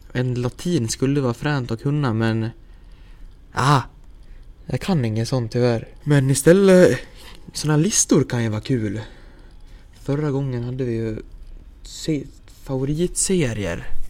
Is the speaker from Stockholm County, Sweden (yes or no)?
no; Häradsbygden, Dalarna County, Sweden; also born or lived in Falun; föddes jag och eh, växte upp i byn Häradsbygden. Cirka fem kilometer söder om Leksand